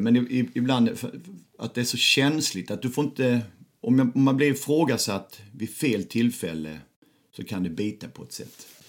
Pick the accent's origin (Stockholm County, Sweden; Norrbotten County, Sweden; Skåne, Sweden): Skåne, Sweden; Lund; jag kommer från Lund